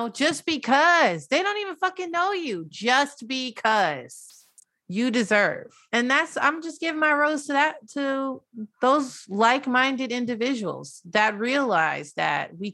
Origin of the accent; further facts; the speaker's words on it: United States; I'm still an American